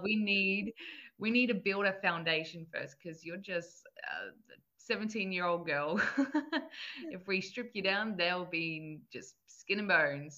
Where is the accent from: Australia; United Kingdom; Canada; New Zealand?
Australia; Gold Coast, Queensland; also born or lived in New South Wales; I was born in New South Wales and then basically um, grew up on the Gold Coast for my whole life 22 years.